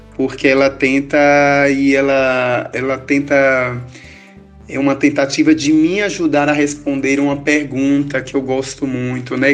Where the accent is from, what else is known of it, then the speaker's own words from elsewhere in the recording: Tucano, Bahia, Brazil; eu sou daqui do sertão de Tucano, né? Daqui dessa cidade baiana.